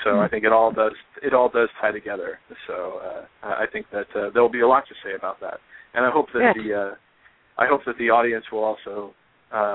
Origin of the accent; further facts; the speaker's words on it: Southern California, United States; also born or lived in Bay Area, California; now in Los Angeles, United States; I'm originally from Southern California